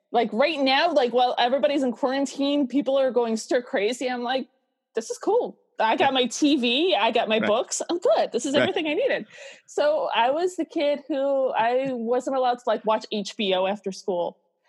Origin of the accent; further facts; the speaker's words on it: Utica, New York, United States; now in California, United States; Yes, I'm originally from Utica, New York.